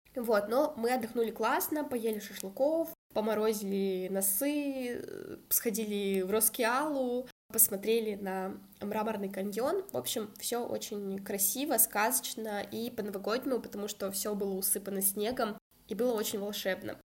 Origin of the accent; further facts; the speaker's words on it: Kazakhstan; moved away as an adult; also born or lived in Saint Petersburg, Russia; Родилась в Казахстане и переехала учиться в Петербург